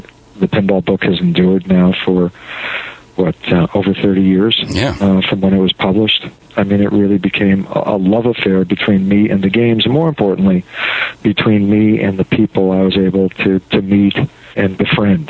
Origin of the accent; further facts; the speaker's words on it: Chicago, Illinois, United States; moved away as an adult; also born or lived in Wisconsin / New York City / Connecticut; growing up in Chicago, where games were outlawed